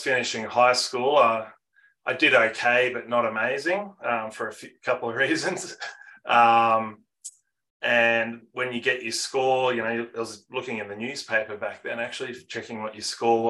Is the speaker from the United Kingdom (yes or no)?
no; Geelong, Victoria, Australia; I'm born and bred in Geelong, Victoria.